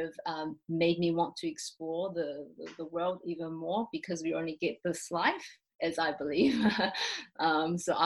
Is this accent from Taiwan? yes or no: yes; Taiwan; moved away as an adult; also born or lived in New Zealand; I'm from Taiwan, so obviously I grew up in Taiwan, but I did spend 5 years of my childhood in New Zealand.